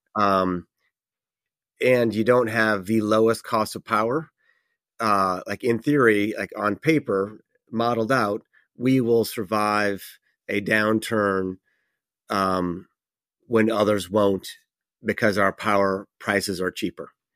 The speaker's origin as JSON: {"language": "English", "region": "New York", "country": "United States", "said": "my home state of New York"}